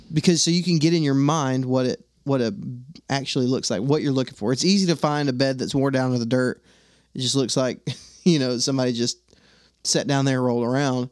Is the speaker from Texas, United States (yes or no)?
yes; Texas, United States; now in Alabama, United States; I'm from Texas, and I live in Alabama